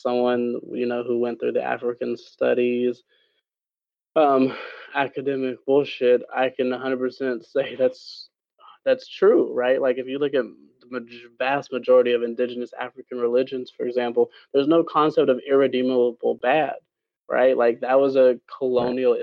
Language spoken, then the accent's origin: English; Jamaica; now in United States; my home country of Jamaica